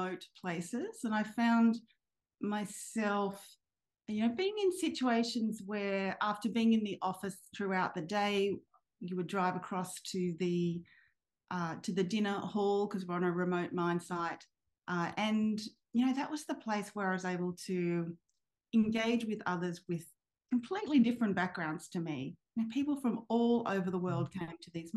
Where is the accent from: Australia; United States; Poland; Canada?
Australia; Sydney, New South Wales; I grew up in Sydney and I was at high school in Sydney